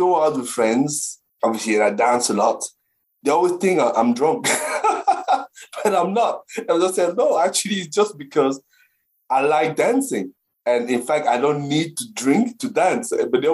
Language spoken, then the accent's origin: English; Cameroon; now in Brentwood, United Kingdom; I grew up in the African continent, specifically in Cameroon